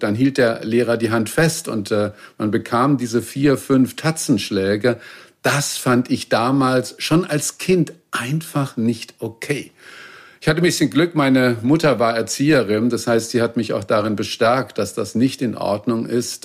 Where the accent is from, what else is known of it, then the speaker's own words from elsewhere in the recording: Baden-Württemberg, Germany; Ich bin in Baden-Württemberg zur Schule gegangen